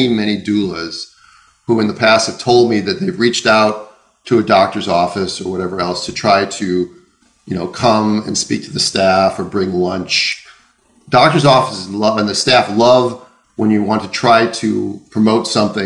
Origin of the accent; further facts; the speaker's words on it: the Land O'Lakes, Minnesota, United States; I come from the Land O'Lakes